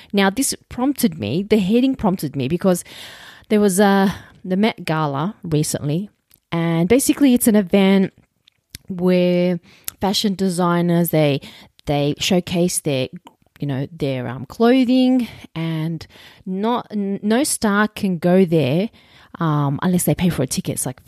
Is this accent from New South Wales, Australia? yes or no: yes; Roselands, New South Wales, Australia; I grew up like in Roselands, and I went to a punch bowl school. There was Arabs, Asians, and Aussies.